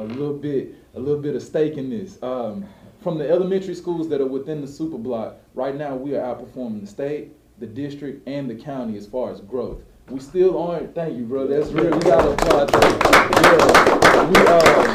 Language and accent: English; Dallas, Texas, United States; I grew up in this neighborhood